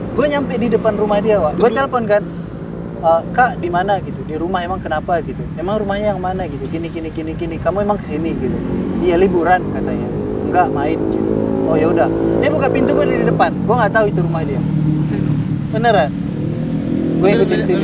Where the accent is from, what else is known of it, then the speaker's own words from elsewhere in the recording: Medan, North Sumatra, Indonesia; moved away as an adult; now in Jakarta, Indonesia; Saya dari Medan